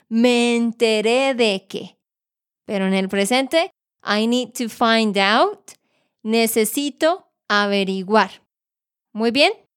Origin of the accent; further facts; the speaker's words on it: Santander, Colombia; de Santander, Colombia